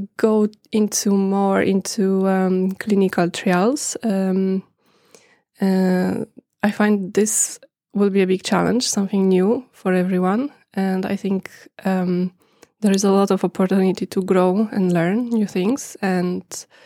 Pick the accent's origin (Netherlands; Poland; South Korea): Poland; moved away as an adult; now in Norway; I come from Poland. I am here in Norway since 2011.